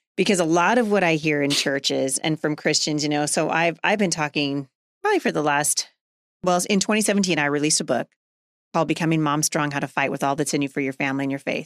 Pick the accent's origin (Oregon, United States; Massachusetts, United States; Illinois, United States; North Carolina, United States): Oregon, United States; Portland; moved away as an adult; now in Washington, United States; I grew up in Portland.